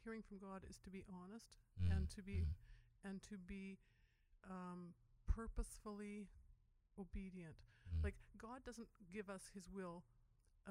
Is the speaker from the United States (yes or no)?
no; West Kootenays, British Columbia, Canada; I'm from the West Kootenays